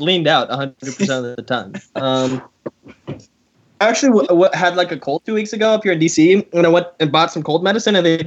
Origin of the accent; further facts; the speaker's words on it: Tulsa, Oklahoma, United States; The house I grew up in on Brookside, like literally on Brookside, the house behind it, meth house. House down the street, meth house. Meth heads try to break into the house all the time in the heart of Tulsa